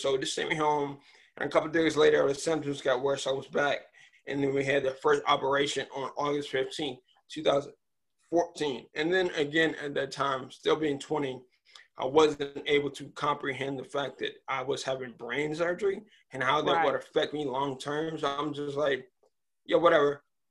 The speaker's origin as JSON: {"language": "English", "town": "Richmond", "region": "Virginia", "country": "United States", "tie": "born there", "also_born_or_lived": "Maryland", "said": "I was born in Richmond, Virginia. Moved to Upper Marlboro, Maryland, which is where I currently am."}